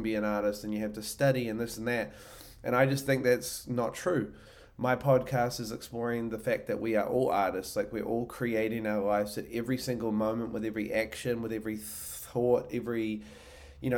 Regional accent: New Zealand; now in Austin, United States; I'm originally from New Zealand. I live in Austin, Texas.

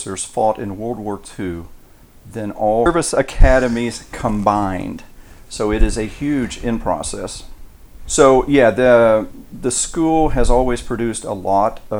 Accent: south of Tyler, East Texas, United States; moved away; East Texas, just a little town south of Tyler, east of Dallas

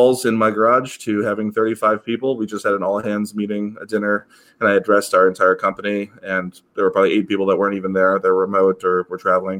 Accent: Cleveland, Ohio, United States; also born or lived in Parma, Ohio; I was born in Cleveland, inner city, so like old Brooklyn area, but then I did go to Parma for high school.

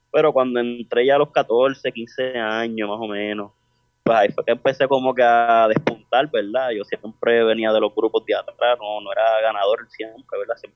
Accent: Carolina, Puerto Rico; Gracias, eh, de Carolina.

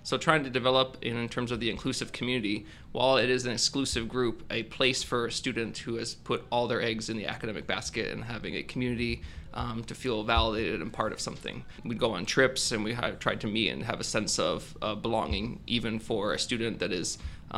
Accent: California, United States; also born or lived in Farmington, New Mexico / Maryland; I was born in New Mexico. Farmington, New Mexico, lived there for a few years. Lived in Maryland for some years. I lived in Northern California, went to high school here at Bella Vista during my formative years

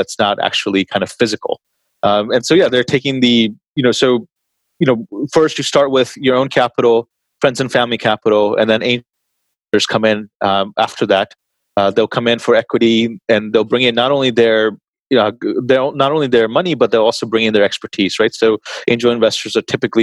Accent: Texas, United States; moved away; I grew up in Texas for most of my life, I suppose, like most of my youth

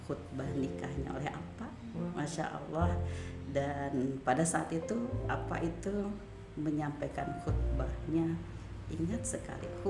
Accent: Cianjur, West Java, Indonesia; awalnya saya dari Cianjur itu apa

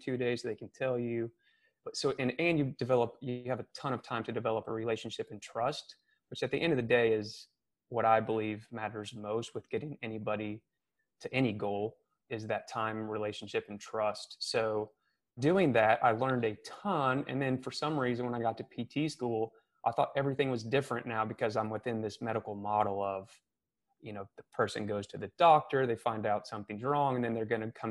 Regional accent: Missouri, United States; moved away as an adult; also born or lived in California; now in Charleston, United States; I'm originally from Missouri

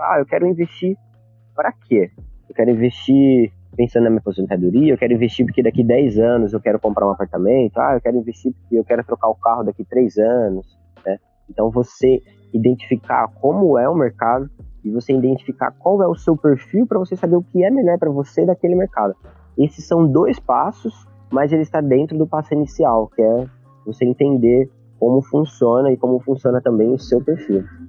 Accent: Campinas, São Paulo, Brazil; moved away as an adult; eu sou de de Campinas, São Paulo.

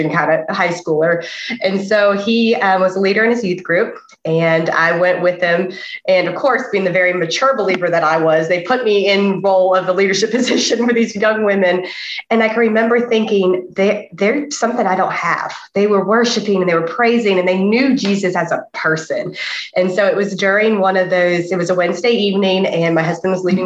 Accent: the Bible Belt, the South, United States; I was very blessed in that I was born in the Bible Belt

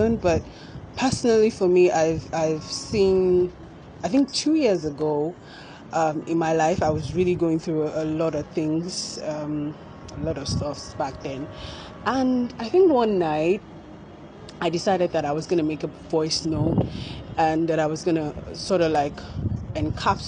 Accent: Lagos, Nigeria; I was born in Lagos, Nigeria, where I think I stayed up to my whole life, really, until I had to go to college

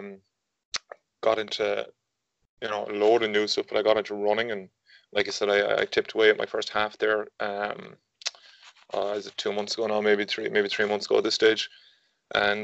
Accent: Galway, Connacht, Ireland; I'm 28 and I'm from Galway

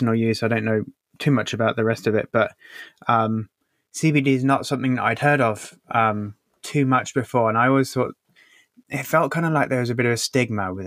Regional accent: England, United Kingdom; I'm from England

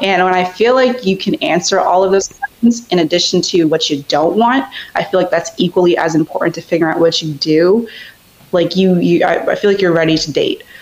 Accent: Reston, Virginia, United States; I'm from Northern Virginia, specifically in Reston

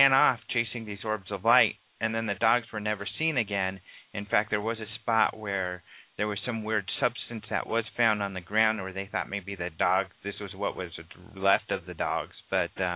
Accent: Colorado, United States; I'm from Colorado. I'm used to ranch country.

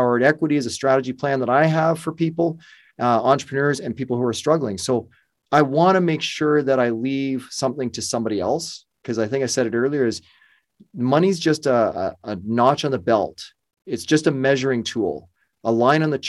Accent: Burlington, Ontario, Canada; also born or lived in Windsor, Ontario; I'm Toronto local, Burlington, Ontario

